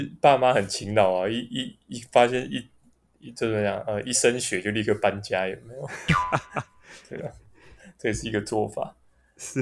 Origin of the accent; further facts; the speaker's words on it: Taipei, Taiwan; 我们从小到大都在台北市长大